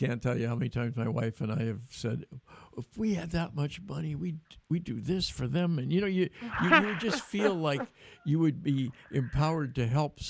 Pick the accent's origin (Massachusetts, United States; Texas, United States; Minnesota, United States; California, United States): California, United States; Davis; In Davis, my hometown